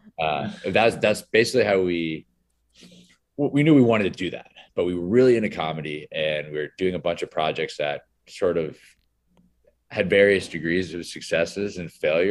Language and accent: English; Greenwich, Connecticut, United States; We all grew up together in Greenwich, Connecticut. It's a town outside of New York City, sort of a commuter suburb town.